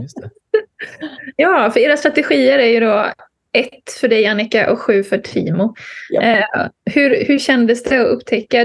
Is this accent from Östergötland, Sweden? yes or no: no; Bohuslän, Västra Götaland, Sweden; Jag är ju bohuslänning i grunden.